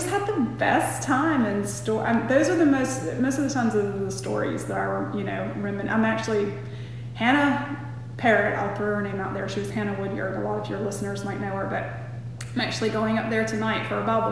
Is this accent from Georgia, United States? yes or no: yes; LaGrange, Georgia, United States; moved away; also born or lived in Atlanta; I had a great childhood growing up here in LaGrange. We grew up right on West Point Lake